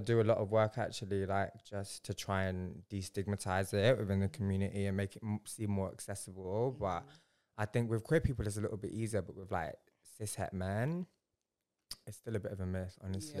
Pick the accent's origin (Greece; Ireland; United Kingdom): United Kingdom; Leicester, East Midlands; moved away as an adult; also born or lived in Bradford / Punjab; now in London, United Kingdom; I'm Punjabi and I was born in Bradford and raised in Leicester